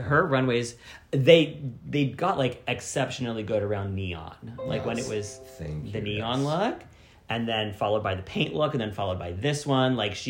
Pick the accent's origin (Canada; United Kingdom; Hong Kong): Canada; Ottawa, Ontario; my parents are Lebanese and we moved to Ottawa, which is very Lebanese. So like our entire like neighborhood was all Lebanese people.